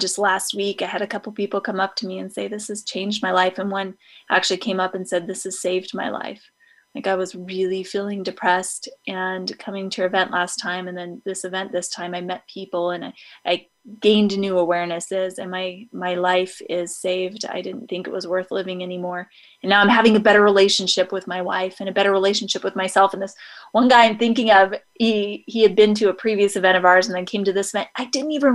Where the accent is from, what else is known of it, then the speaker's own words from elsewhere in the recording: Idaho, United States; I grew up in Idaho